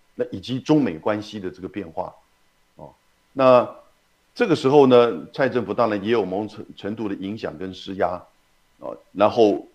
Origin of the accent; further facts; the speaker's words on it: Taiwan; 像你我台湾人